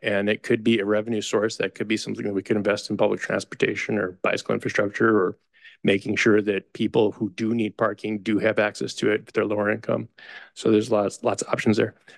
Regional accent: Chicago, Illinois, United States; now in Sunnyvale, United States; I grew up in Chicago

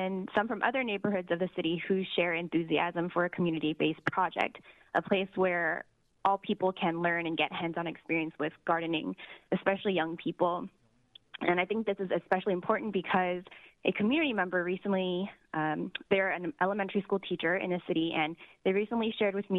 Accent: San Francisco, California, United States; I grew up in the Portola, and much of my family still lives there

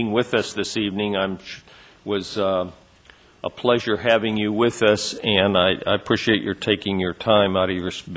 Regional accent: Fresno, California, United States; now in Sacramento, United States; I am from Fresno at least a little bit

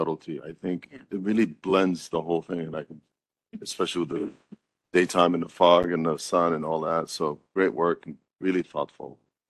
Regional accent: San Francisco, California, United States; I grew up on Slope.

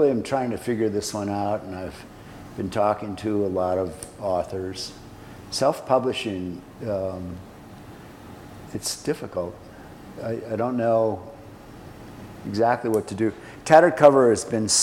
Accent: Denver, Colorado, United States; also born or lived in Aspen, Colorado; I was born up in Aspen, but I grew up essentially here in Denver

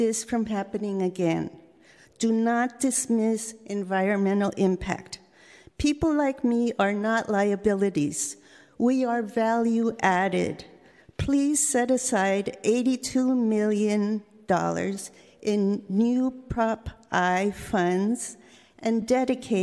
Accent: San Francisco, California, United States; I was born and raised in San Francisco

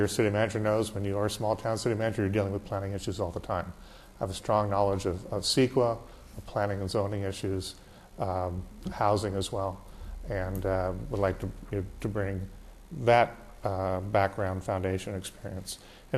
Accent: Los Angeles, California, United States; also born or lived in Calabasas; she was a 35-year resident of Calabasas, and I was here all the time. In fact, I grew up in Woodland Hills, so I know the area quite well and know the community fairly well.

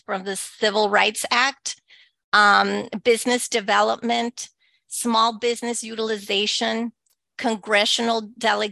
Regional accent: El Paso, Texas, United States; first language Spanish; English is a second language; moved away; I was born and raised in El Paso, Texas, to Mexican immigrant parents. My first language is Spanish.

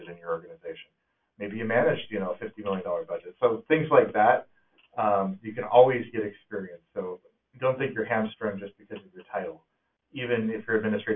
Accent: California, United States; moved away as an adult; now in Snoqualmie, United States; I'm in Washington now, but I'm from California

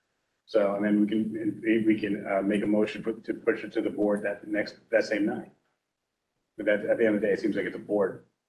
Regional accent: Ashburn, Virginia, United States; I'm from Ashburn and, you know, that carve out is there.

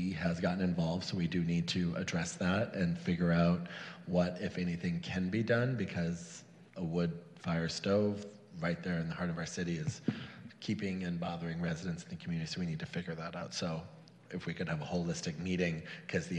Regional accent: Ripon, Wisconsin, United States; now in West Hollywood, United States; I recently was in my hometown of Ripon, Wisconsin

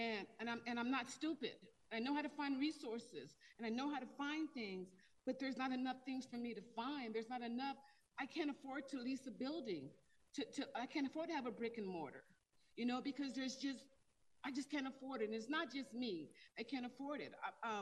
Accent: Denver, Colorado, United States; I am a Denver and Colorado native. I grew up in Five Points, like original Five Points, and Five Points was Five Points when it was for Harlem of the West.

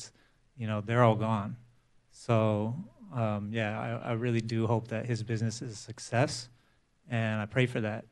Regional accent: Bay Area, California, United States; now in San Francisco, United States; I'm born and raised in the Bay Area, but I moved to San Francisco in 97.

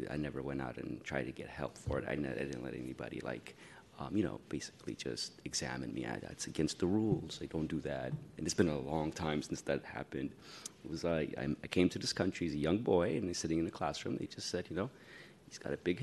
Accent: San Francisco, California, United States; I grew up in San Francisco. I went to elementary school here at Cobb, and then middle school at Roosevelt, and then at Galileo

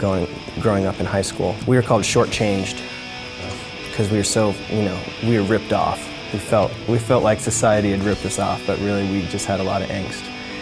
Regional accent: Golden, Colorado, United States; growing up in Golden was really neat because you had the small town feel, but you had so much character in the town. I lived in the historic district, and so my house was literally 100 years old.

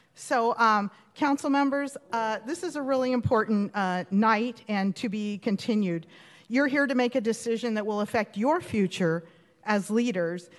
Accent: Huntington Beach, California, United States; I was uh, born and raised in Huntington Beach

